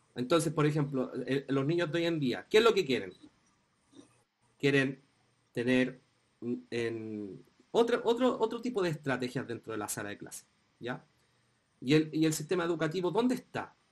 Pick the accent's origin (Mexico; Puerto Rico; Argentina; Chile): Chile; nosotros vivimos como chilenos